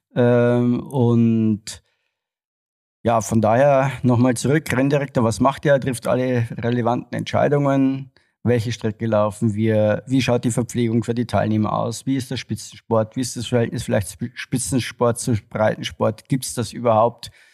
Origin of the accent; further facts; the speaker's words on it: Regensburg, Bavaria, Germany; moved away as an adult; also born or lived in Frankfurt; in meiner Heimatstadt in Regensburg